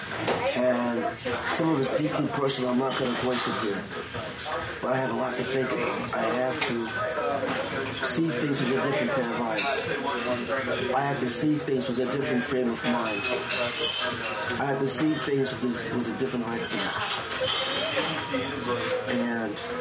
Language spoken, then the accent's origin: English; New York City, New York, United States; I'm from New York